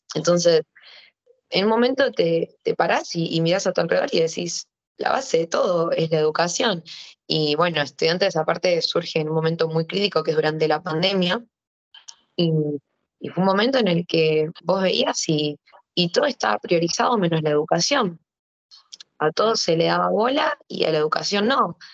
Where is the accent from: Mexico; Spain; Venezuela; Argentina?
Argentina; yo me niego a abandonar Argentina sabiendo el potencial que existe en mi país